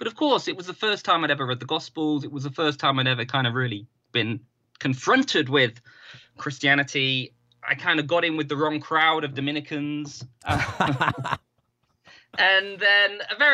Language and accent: English; the Northwest, North West England, United Kingdom; moved away as an adult; also born or lived in Oxford; the town I was brought up in the Northwest is a very kind of historically Catholic part of the country